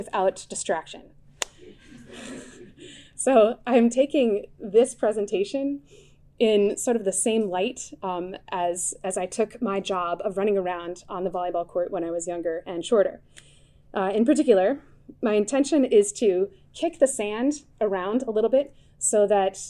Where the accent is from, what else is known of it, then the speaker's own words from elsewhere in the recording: Connecticut, United States; I grew up in Connecticut